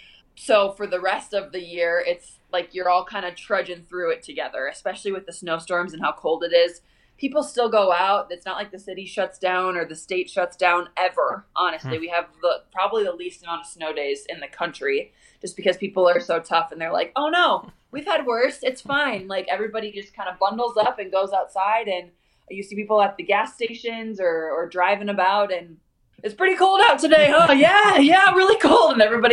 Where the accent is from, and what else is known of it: Minnesota, United States; now in Denver, United States